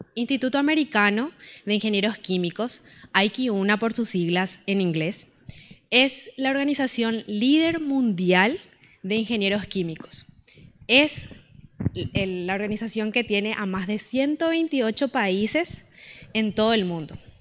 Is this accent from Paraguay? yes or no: yes; Paraguay; creo que en las rondas de Tereré como paraguayos nacen las mejores conversaciones